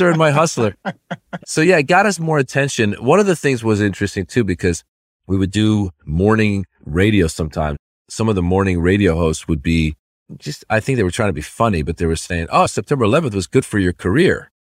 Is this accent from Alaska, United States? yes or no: no; Northern California, United States; also born or lived in Iran; As a kid, I grew up in Northern California